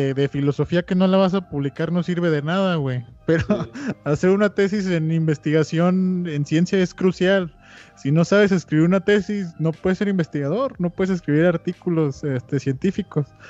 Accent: Guadalajara, Jalisco, Mexico; moved away as an adult; also born or lived in Mexico City / Querétaro; soy fan de Guadalajara, amo mi ciudad. También, también como la amo, he vivido toda mi vida ahí, este, salvo el último año

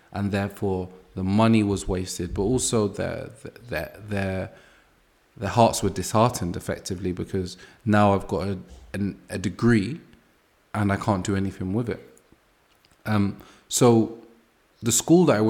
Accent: London, United Kingdom; I grew up in Angel Town, Brixton, and six people on my street were murdered.

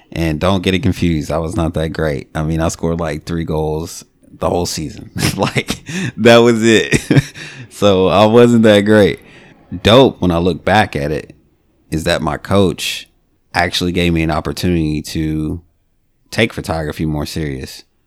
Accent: Bowling Green, Kentucky, United States; I grew up in Bowling Green.

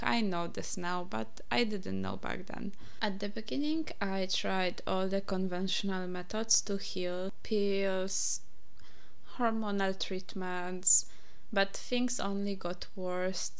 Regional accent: Poland; English is a second language; moved away; I'm from Poland, by the way, if you didn't realize my accent yet.

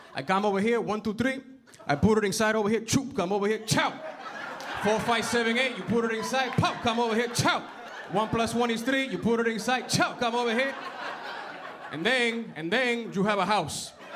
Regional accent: New York City, New York, United States; I am from the Bronx, New York

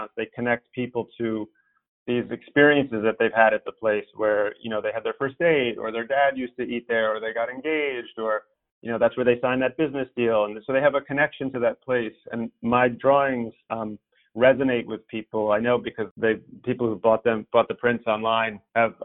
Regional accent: New York, United States; I was a little self-conscious about my accent because I'm a, you know, American New Yorker

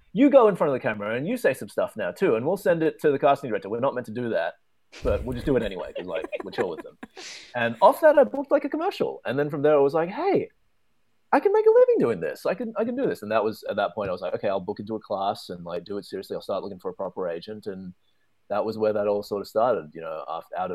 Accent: Melbourne, Victoria, Australia; moved away; I'm from Melbourne, which is further down south.

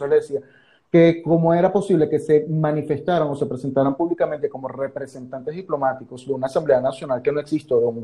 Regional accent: Venezuela; now in Argentina; Para eso estamos como hermanos venezolanos que nos ayudamos unos con otros y somos de, son de quien siempre esperamos.

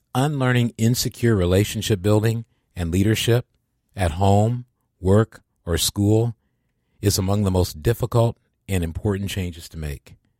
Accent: Midwest, United States; moved away as an adult; also born or lived in Boston; I was from the Midwest

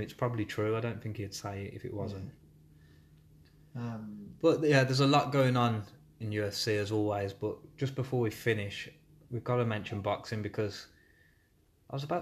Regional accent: Birmingham, West Midlands, United Kingdom; accent: Brummie; I'm a Brummie accent

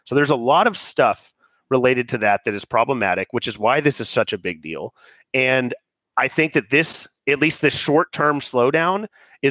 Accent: United States; as an American

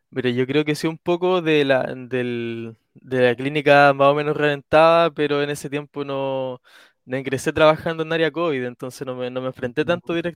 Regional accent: Talcahuano, Biobío, Chile; Soy de Talcahuano.

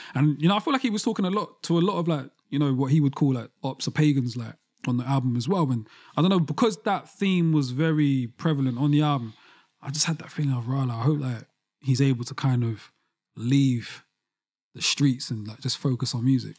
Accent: London, United Kingdom; especially as a young black boy growing up in London

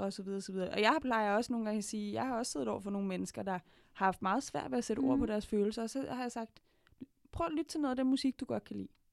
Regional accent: Denmark; jeg er vokset op i Danmark

